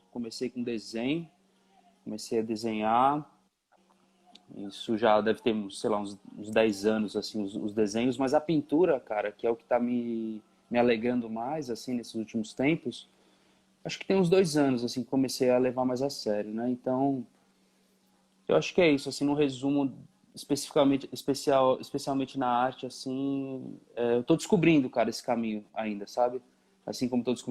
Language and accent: Portuguese; São Paulo, Brazil; sou de São Paulo, nasci em São Paulo, é, criado, nasci e criado em São Paulo, na Zona Leste.